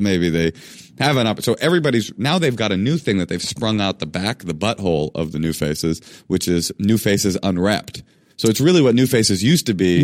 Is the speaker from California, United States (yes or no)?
yes; Oakland, California, United States; I grew up in Oakland in a black public schools